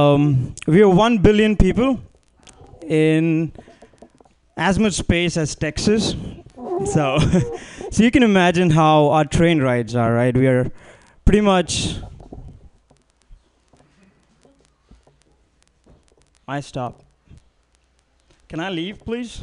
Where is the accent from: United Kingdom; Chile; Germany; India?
India; now in United States; I'm Indian